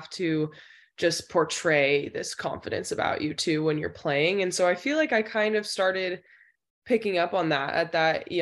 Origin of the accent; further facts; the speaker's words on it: Danville, California, United States; I'm from Danville, California. So I played at Mustang Soccer Club